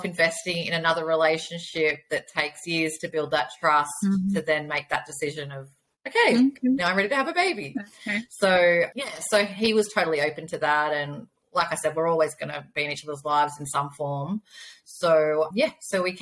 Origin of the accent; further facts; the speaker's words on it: Australia; I am from Australia